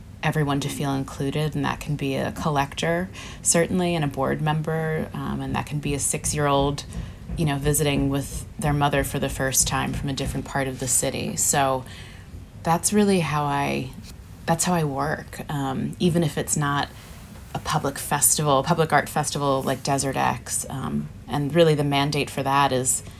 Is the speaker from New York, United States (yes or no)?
no; Philadelphia, Pennsylvania, United States; moved away as an adult; now in Los Angeles, United States; I grew up in Philadelphia on the East Coast